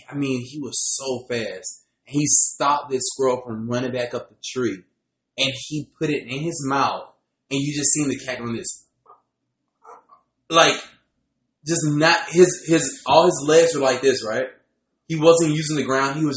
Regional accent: Alabama, United States; I was born in Alabama bathtub.

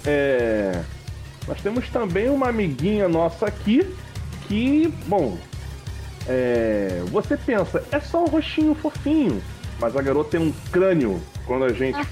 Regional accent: Rio de Janeiro, Brazil; eu sou do Rio

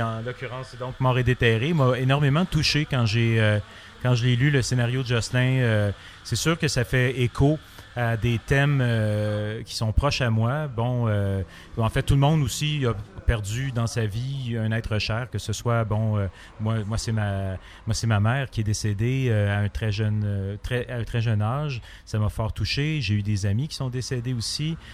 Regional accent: Montreal, Quebec, Canada; je viens de Montréal

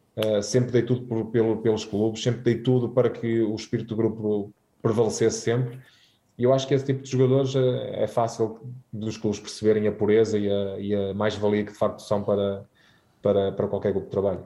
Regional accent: Guimarães, Braga, Portugal; moved away as an adult; fui criado em Guimarães a ver o Vitória com, com o meu pai uh, todos os fins de semana

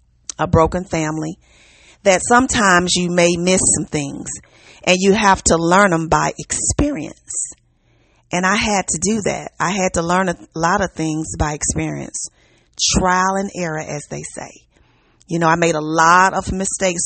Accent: Memphis, Tennessee, United States; Hello from the South. I'm from Memphis

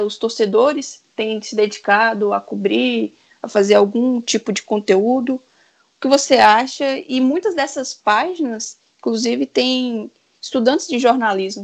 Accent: interior of Minas Gerais, Brazil; eu sou do interior de Minas

